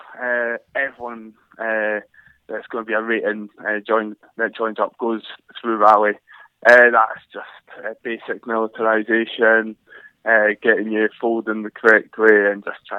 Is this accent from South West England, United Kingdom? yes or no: no; Glenrothes, Scotland, United Kingdom; So I come from Glenrothes, and that is in Fife, in the east coast of Scotland. Just lived a normal childhood, playing football, running about the hills, running about the farms.